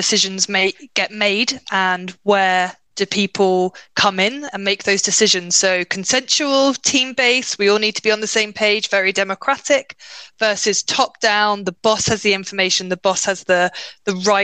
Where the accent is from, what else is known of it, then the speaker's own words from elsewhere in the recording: United Kingdom; as a British person, sorry, a UKer